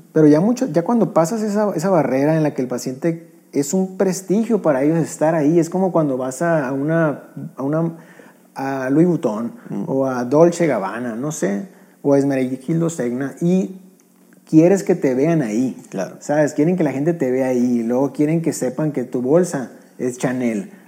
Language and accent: Spanish; northern Mexico, Mexico; somos norteños